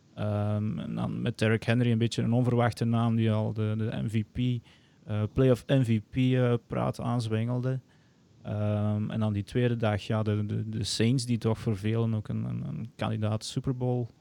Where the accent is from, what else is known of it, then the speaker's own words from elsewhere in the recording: Antwerp Campine, Flanders, Belgium; also born or lived in Arkansas; afkomstig uit de Antwerpse Kempen, meer bepaald. Eh, ik woon in Mol